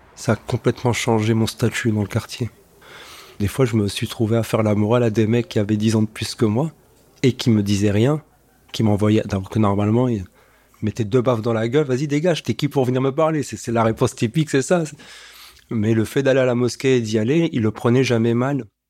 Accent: Strasbourg, Grand Est, France; je suis né à Strasbourg.

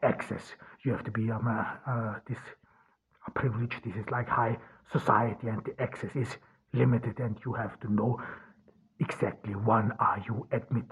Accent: Ordu, Turkey; from Ordu, Turkey.

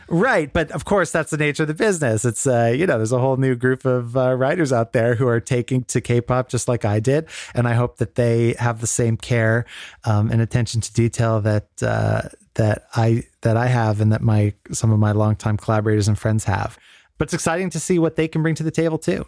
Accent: Canada; growing up in Canada.

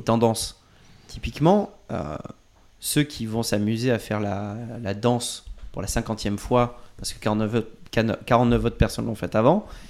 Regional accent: Bordeaux, Nouvelle-Aquitaine, France; moved away; also born or lived in Poitiers; je viens de Bordeaux, par exemple, et après, je suis, euh, je suis passé par Poitiers

